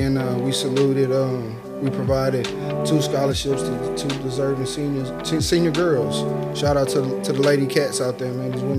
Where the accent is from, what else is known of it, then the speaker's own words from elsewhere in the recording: League City, Texas, United States; also born or lived in Beaumont, Texas; born and raised in Beaumont, man. We moved out to the League City, Houston area back when I was six.